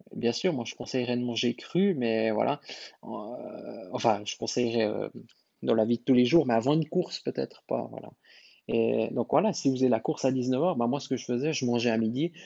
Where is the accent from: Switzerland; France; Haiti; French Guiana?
Switzerland; chez nous en Suisse